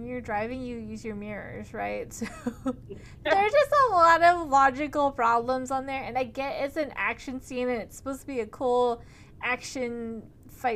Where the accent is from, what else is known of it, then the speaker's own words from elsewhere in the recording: San Francisco, California, United States; I'm from San Francisco